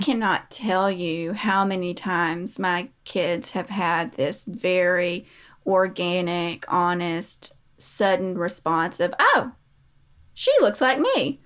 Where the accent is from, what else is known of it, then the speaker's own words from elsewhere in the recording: United States; We are American.